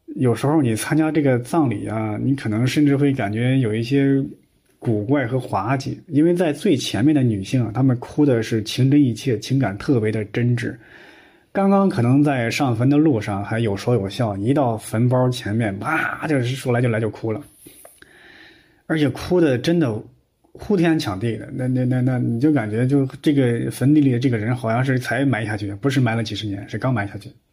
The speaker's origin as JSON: {"language": "Chinese", "region": "Henan", "country": "China", "tie": "born or raised there", "said": "我们河南老家呀，还有那个土葬的习惯"}